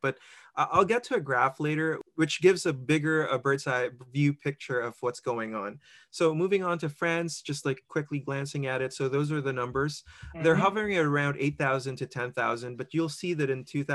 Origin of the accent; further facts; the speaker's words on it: Philippines; now in Mississauga, Canada; I'm originally from the Philippines